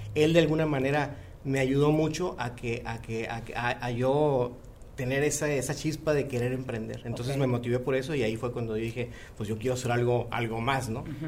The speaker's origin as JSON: {"language": "Spanish", "country": "Mexico", "moved": "yes", "lives_now": "United States", "said": "el equipo somos mexicanos orgullosamente"}